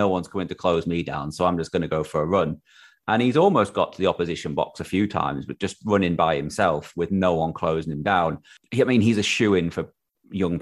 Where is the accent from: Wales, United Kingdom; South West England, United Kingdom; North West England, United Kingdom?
North West England, United Kingdom; Crewe; moved away; I'm from Crew originally.